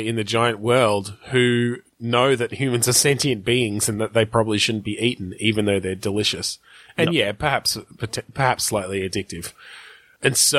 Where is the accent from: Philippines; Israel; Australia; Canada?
Australia; I'm fucking Australian